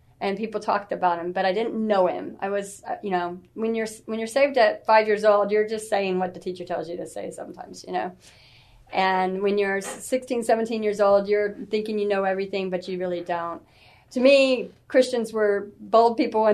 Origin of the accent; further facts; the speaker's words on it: San Antonio, Texas, United States; I am from San Antonio. I'm basically born and raised here.